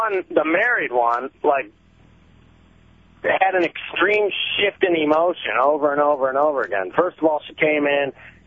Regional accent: Michigan, United States; I'm from Michigan

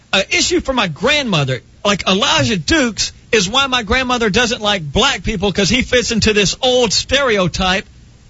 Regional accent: United States; No, I'm American. I have the right to bitch about anything.

